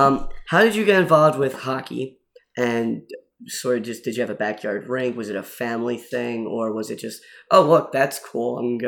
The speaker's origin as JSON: {"language": "English", "town": "Philadelphia", "region": "Pennsylvania", "country": "United States", "moved": "yes", "lives_now": "Troy, United States", "said": "I'm from Philadelphia"}